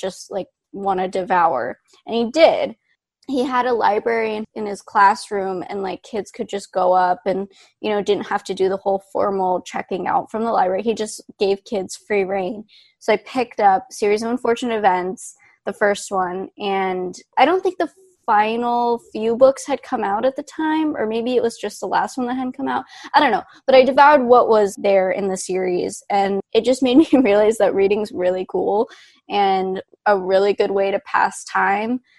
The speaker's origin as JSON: {"language": "English", "area": "Orange County", "region": "California", "country": "United States", "tie": "born or raised there", "moved": "as an adult", "lives_now": "New York City, United States", "said": "I grew up in Orange County"}